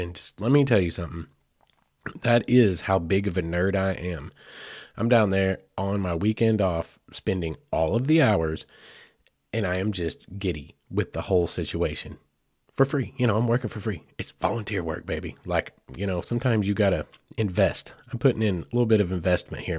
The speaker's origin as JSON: {"language": "English", "region": "Arkansas", "country": "United States", "said": "I cover a lot of Arkansas things right here in my home state"}